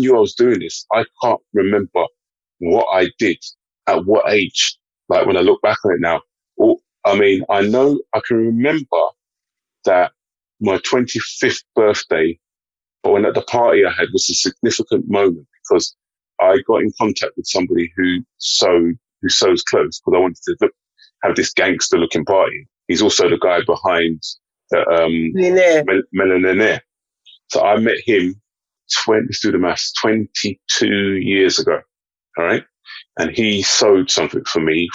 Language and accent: English; London, United Kingdom; also born or lived in Mitcham; I was born here, grew up in Fulham until the age of 14, and then we moved to Mitcham.